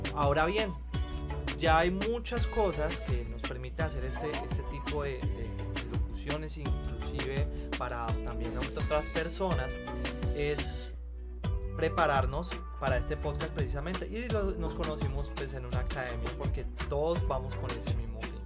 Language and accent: Spanish; Cali, Valle del Cauca, Colombia; soy aquí de Cali